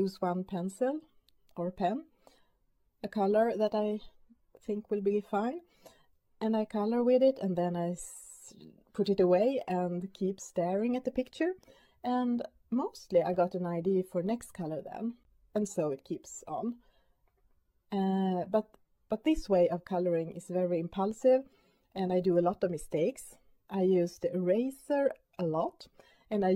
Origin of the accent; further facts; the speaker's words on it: Sweden; first language Swedish; English is a second language; My main language is, of course, Swedish.